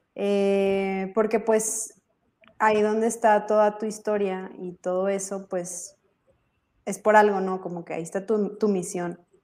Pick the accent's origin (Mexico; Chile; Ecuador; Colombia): Mexico; Monterrey, Nuevo León; soy de Monterrey, México